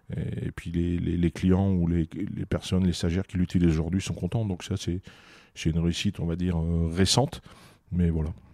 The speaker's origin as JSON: {"language": "French", "town": "Cambrai", "region": "Hauts-de-France", "country": "France", "tie": "born or raised there", "accent": "ch'ti", "said": "je suis je suis ch'ti comme on dit chez nous, donc je suis natif de Combray"}